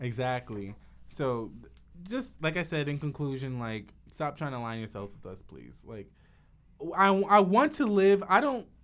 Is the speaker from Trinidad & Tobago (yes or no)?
yes; Trinidad & Tobago; me being from Trinidad, I have cousins that are Indian